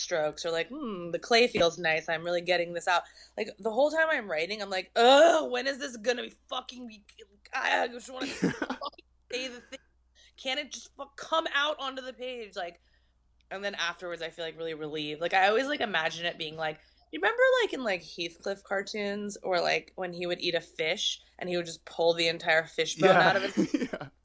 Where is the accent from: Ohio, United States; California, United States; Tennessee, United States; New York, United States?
California, United States; Torrance; accent: Valley girl; also born or lived in San Fernando Valley; I'm from Torrance technically, but like I'm basically a Valley girl, you know, that's how I learned how to speak.